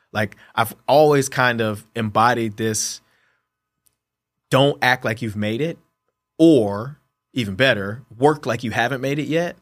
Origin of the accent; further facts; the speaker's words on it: Columbus, Ohio, United States; moved away; growing up in Columbus, Ohio, being an Ohio State fan